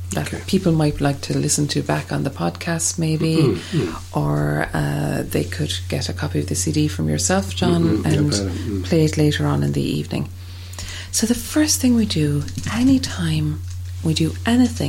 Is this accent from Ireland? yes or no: yes; Ireland; as Irish people